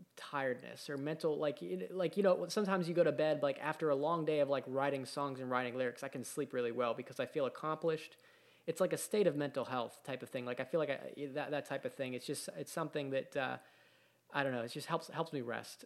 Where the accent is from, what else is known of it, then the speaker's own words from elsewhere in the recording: Pittsburgh, Pennsylvania, United States; growing up in Pittsburgh, there was a, a, you know, a group, we had a group of bands